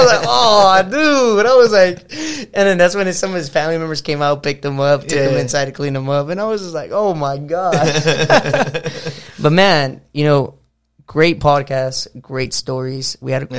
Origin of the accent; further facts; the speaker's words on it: Los Angeles, California, United States; I grew up in San Pedro